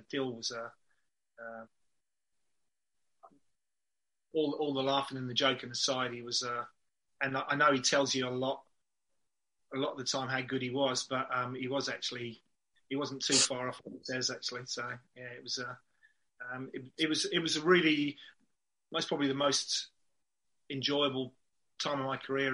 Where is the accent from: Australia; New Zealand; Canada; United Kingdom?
United Kingdom; Reading, South East England; also born or lived in Swansea, Wales / Basingstoke; I was born in Swansea, so I'm a Welshman. But my mum and dad moved to moved around the Reading, Basingstoke area when I was, I think, around about two. So spent most of my time growing up in and around Reading.